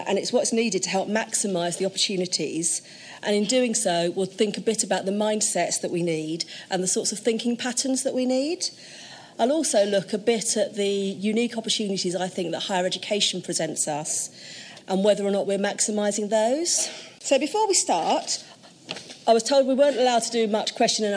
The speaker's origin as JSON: {"language": "English", "region": "London", "country": "United Kingdom", "tie": "born or raised there", "said": "I was born in Tottenham"}